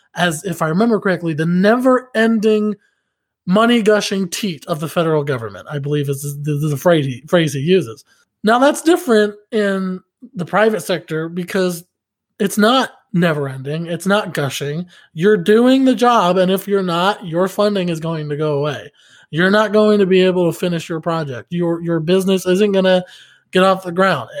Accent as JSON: {"language": "English", "area": "outside Pittsburgh", "region": "Pennsylvania", "country": "United States", "tie": "born or raised there", "also_born_or_lived": "Oklahoma City", "moved": "yes", "said": "my hometown back in Pennsylvania, outside Pittsburgh, it's still a dry town"}